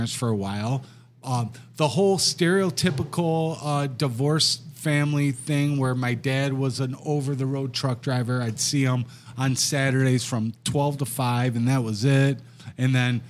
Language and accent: English; Wyandotte, Michigan, United States; I was born and raised in Wyandotte, a Catholic schoolboy.